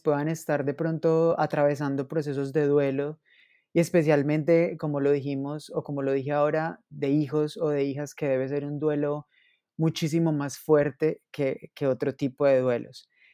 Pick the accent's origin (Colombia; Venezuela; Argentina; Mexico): Colombia; Manizales, Caldas; moved away; yo hace un tiempo no estoy en Manizales, pero claro, soy de Manizales